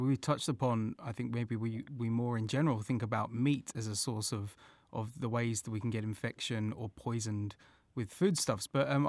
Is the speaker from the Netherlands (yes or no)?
no; England, United Kingdom; now in Australia; I'm originally from England.